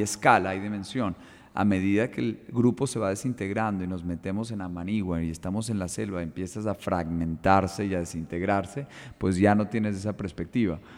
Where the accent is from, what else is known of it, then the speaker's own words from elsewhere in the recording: Colombia; como colombianos